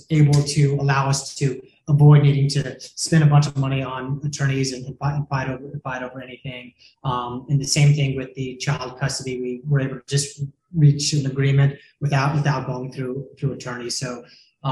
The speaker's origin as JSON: {"language": "English", "town": "Jacksonville", "region": "Florida", "country": "United States", "also_born_or_lived": "Denver, Colorado", "moved": "as an adult", "lives_now": "Miami Beach, United States", "said": "I'm originally from Jacksonville, Florida"}